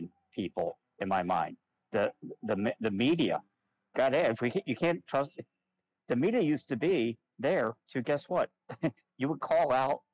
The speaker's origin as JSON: {"language": "English", "country": "United States", "tie": "born or raised there", "said": "grow up as an American"}